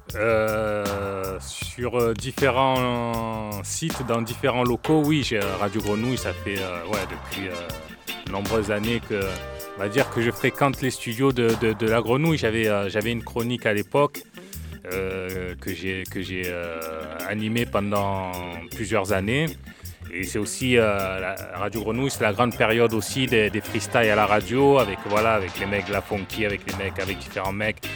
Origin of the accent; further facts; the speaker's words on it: Marseille, Provence-Alpes-Côte d'Azur, France; also born or lived in Vitrolles; j'ai, j'ai grandi à Marseille jusqu'à l'âge de onze ans. Onze ans, on est parti à onze ans, on a déménagé sur Vitrolles. Donc, j'ai grandi dans le quatorzième, la cité des Rosiers.